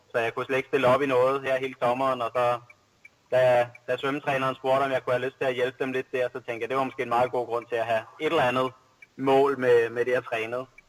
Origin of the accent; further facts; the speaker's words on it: Albertslund, Capital Region of Denmark, Denmark; also born or lived in Plaitas; now in Hillerød, Denmark; i Albertslund, hvor jeg voksede op